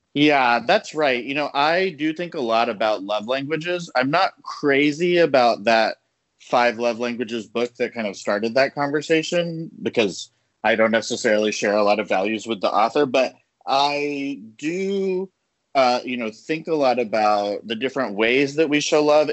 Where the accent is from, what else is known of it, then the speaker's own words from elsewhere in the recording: the South, United States; I'm Latino, I'm from the South